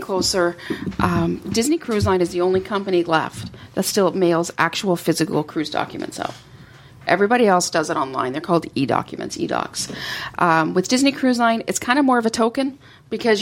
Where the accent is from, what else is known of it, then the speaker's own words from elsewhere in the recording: Canada; I come from Canada